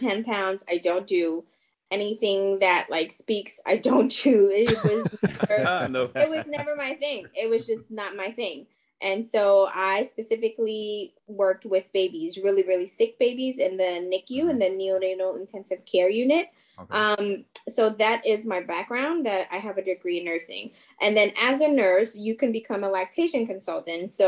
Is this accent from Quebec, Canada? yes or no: yes; Montreal, Quebec, Canada; first language French; English is a second language; moved away as an adult; now in Washington, D.C., United States; I'm from Montreal, Canada. So of course, my first language is French